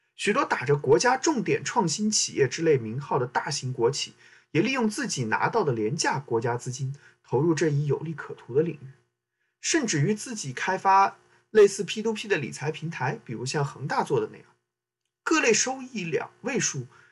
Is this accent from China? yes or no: yes; Southwest China, China; moved away; 我的家乡海，西南地区一个人口严重流出的四线地级市